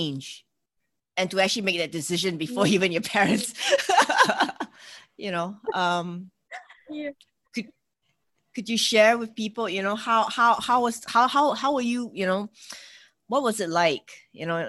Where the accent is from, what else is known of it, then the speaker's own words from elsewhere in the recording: Singapore; I'm from Singapore, which is an Asian, you know, we're in Southeast Asia.